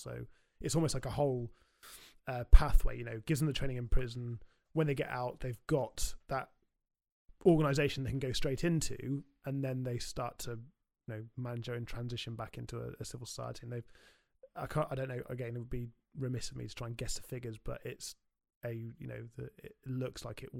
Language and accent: English; South West England, United Kingdom; when I grew up in Somerset, you know, mountain biking was my kind of my go-to sport